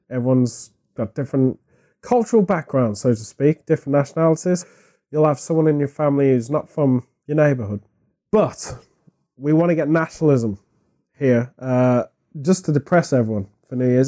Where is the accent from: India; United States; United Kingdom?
United Kingdom; as a British person